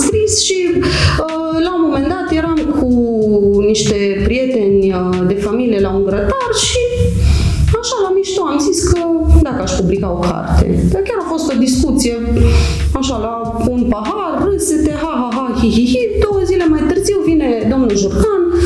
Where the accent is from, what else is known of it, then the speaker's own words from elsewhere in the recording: Huedin, Cluj County, Romania; moved away as an adult; now in Cluj-Napoca, Romania; m-am născut și am crescut în Huiedin, un mic orășel unde toată lumea cunoaște pe toată lumea